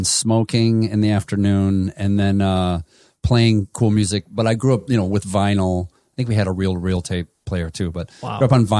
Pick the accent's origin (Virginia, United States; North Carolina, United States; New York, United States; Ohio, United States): Ohio, United States; Toledo; Toledo, Ohio. Yes. Good memory.